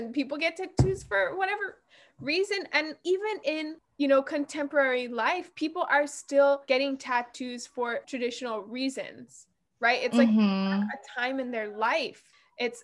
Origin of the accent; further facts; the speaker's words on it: Native Hawaiian, United States; I am Kanaka Maoli, which is the proper term for Native Hawaiians.